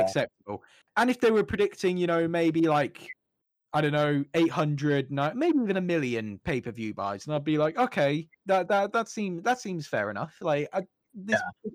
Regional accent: United Kingdom; growing up in the United Kingdom

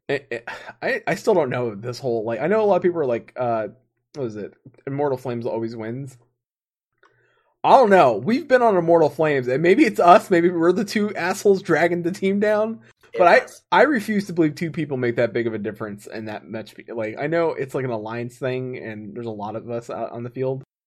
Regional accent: United States; being an American here in the states

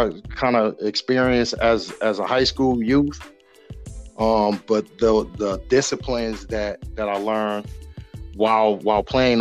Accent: Grand Rapids, Michigan, United States; left me to fend for myself in the middle of Southeast Grand Rapids

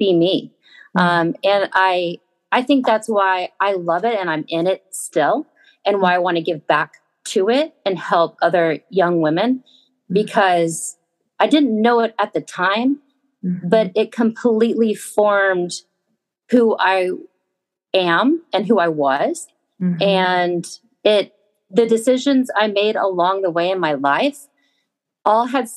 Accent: Southern California, United States; Grew up in Southern California

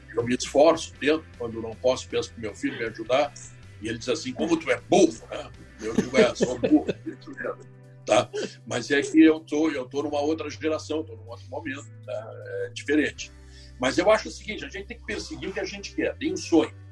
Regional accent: Porto Alegre, Rio Grande do Sul, Brazil; eu sou natural de Porto Alegre

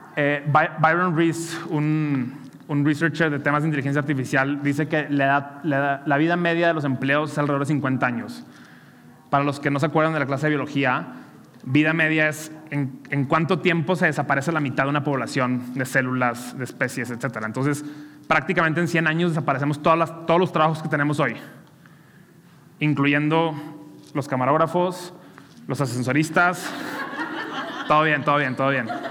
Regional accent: Monterrey, Nuevo León, Mexico; soy regio

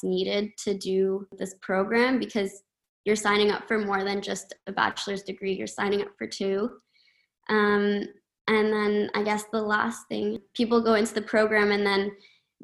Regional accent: Ottawa, Ontario, Canada; I'm from Ottawa, and I've been fortunate enough to get to know the campus over the course of my elementary, middle, high school

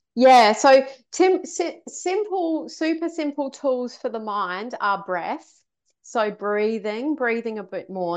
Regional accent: Australia; moved away as an adult; also born or lived in London, United Kingdom; I was brought up in Australia

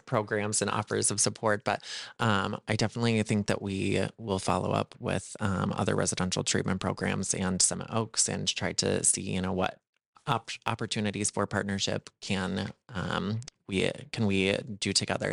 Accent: South Dakota, United States; a fellow South Dakotan

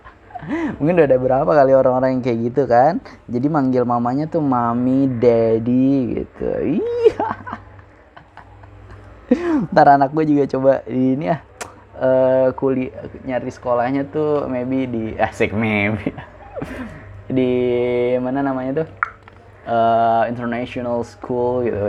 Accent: Bekasi, West Java, Indonesia; accent: Bekasi; moved away as an adult; now in Padang, Indonesia; Gua tinggal di Bekasi dari gua S D, kelas satu. Kelas satu semester dua. Oke, hitungan dari kelas dua lah. Dari kelas dua sampai gua S M

